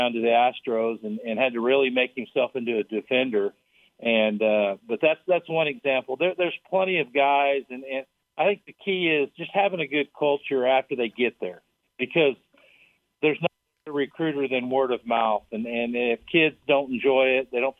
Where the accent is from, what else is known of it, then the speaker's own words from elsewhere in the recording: Tyrone, Oklahoma, United States; also born or lived in Liberal, Kansas; I grew up in Tyrone, Oklahoma, which is it's in the middle of nowhere. It's in the panhandle of Oklahoma